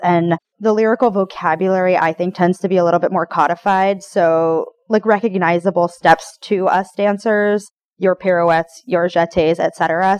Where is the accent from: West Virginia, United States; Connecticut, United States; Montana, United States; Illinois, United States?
Connecticut, United States; Westport; now in Tallahassee, United States; I grew up in Westport, Connecticut, outside of New York City